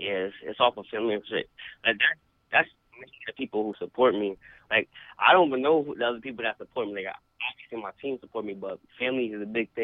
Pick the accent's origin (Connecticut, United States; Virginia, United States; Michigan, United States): Connecticut, United States; East Hartford; I'm from East Hartford, Connecticut.